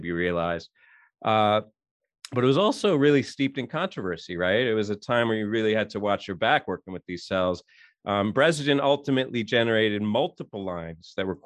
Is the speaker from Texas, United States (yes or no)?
no; New York City, New York, United States; born and raised in New York City